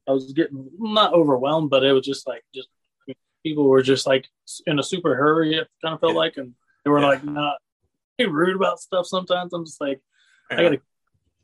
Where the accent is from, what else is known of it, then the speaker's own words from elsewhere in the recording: Lincoln, Illinois, United States; I grew up here in Lincoln, Illinois, small town